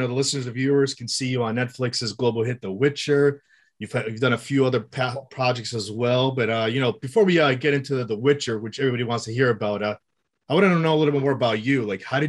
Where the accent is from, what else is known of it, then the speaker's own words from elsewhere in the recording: Greece; I'm from Greece.